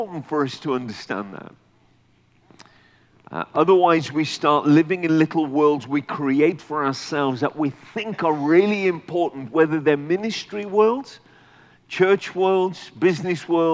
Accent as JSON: {"language": "English", "country": "United Kingdom", "tie": "born or raised there", "said": "I'm a full-blooded North Indian, Punjabi Indian, but I've been born and raised in the UK"}